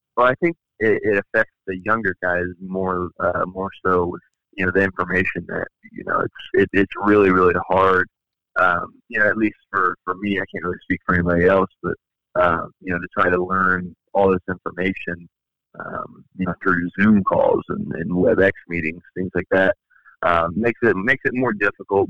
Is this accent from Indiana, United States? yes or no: yes; Indianapolis, Indiana, United States; my hometown of Indianapolis